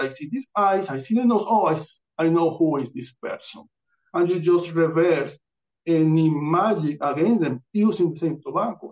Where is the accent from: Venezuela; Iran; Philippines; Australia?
Venezuela; Amazonas; English is a second language; now in United States; I'm born in Amazonas, Venezuela. This is my birth certificate and I come from Venezuela. I don't grow up here. I grew up in there